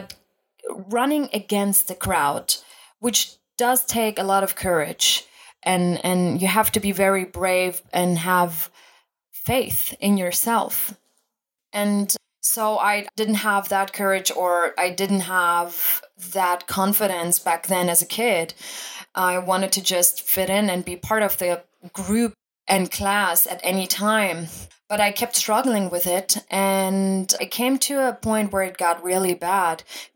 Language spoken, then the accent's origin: English; Germany; I was originally born and raised in Germany